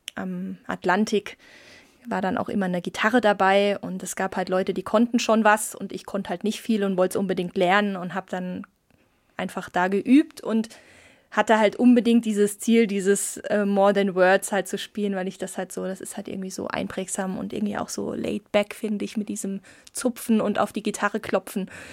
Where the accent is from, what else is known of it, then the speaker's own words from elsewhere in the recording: Saarland, Germany; moved away; ich komme ja aus dem Saarland gebürtig